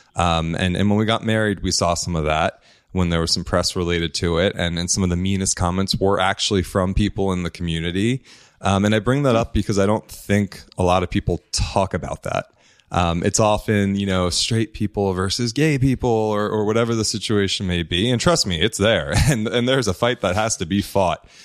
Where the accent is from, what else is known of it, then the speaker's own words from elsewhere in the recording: New Jersey, United States; I grew up in New Jersey. I'm an Italian boy, Italian family.